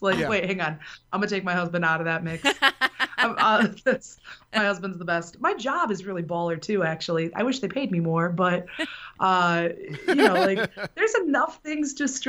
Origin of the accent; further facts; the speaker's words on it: Benton Harbor, Michigan, United States; I am from Benton Harbor, Michigan, which is in the southwest corner of the state.